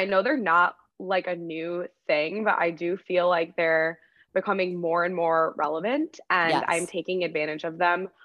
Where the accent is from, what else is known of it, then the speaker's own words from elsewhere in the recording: Syracuse, New York, United States; I'm from Syracuse, New York, and I went to school and I played Division I lacrosse at Wagner College